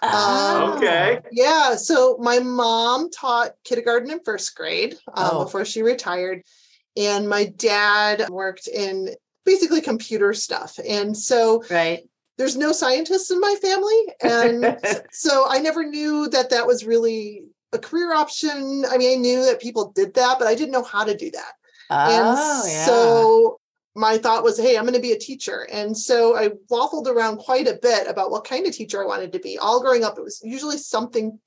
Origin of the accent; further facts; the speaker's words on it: Chicago, Illinois, United States; I grew up in Chicago.